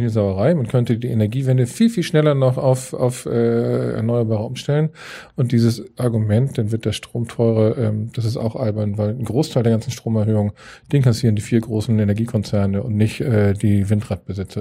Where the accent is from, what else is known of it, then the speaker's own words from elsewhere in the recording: Hamburg, Germany; also born or lived in Reinbek; bin Hamburger ähm, und mache hier Außenpolitik